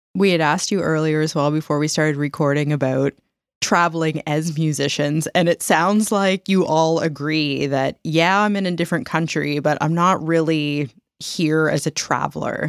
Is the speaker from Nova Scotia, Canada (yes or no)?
yes; Nova Scotia, Canada; I grew up in Nova Scotia